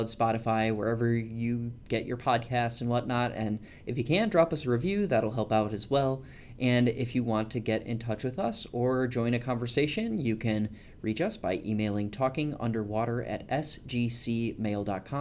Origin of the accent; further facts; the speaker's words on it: Springfield, Illinois, United States; it's also in my hometown